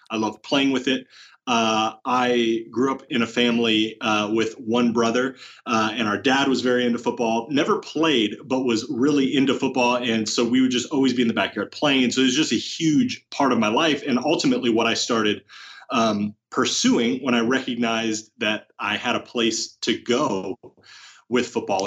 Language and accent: English; Oregon, United States; moved away as an adult; now in Rancho Cucamonga, United States; growing up in Oregon